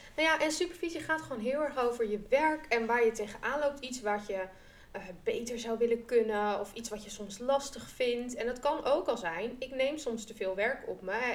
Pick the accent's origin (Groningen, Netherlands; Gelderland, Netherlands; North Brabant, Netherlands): Groningen, Netherlands; ik kom uit Groningen